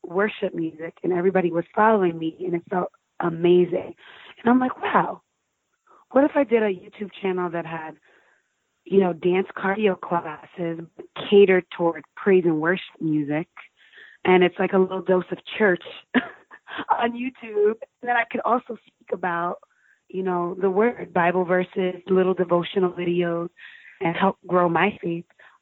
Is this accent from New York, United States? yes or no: yes; Central Islip, New York, United States; I grew up in Long Island in a little town called Central Islip